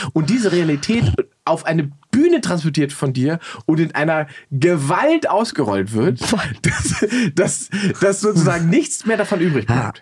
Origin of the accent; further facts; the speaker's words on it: Salzwedel, Saxony-Anhalt, Germany; in meiner Heimatstadt Salzwedel